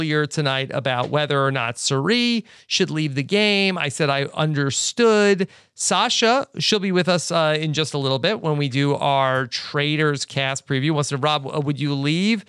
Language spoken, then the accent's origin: English; New York City, New York, United States; moved away; back to my hometown. And so we will be in New York City